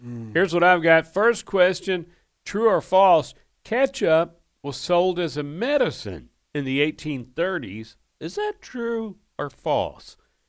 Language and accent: English; Owensboro, Kentucky, United States; Yeah, that's where I was born and raised, right there on the Ohio River.